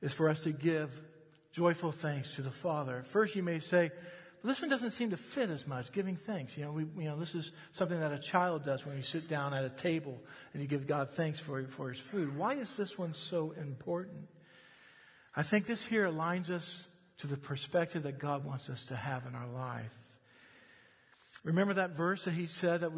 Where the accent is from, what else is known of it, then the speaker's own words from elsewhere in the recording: United States; I'm an American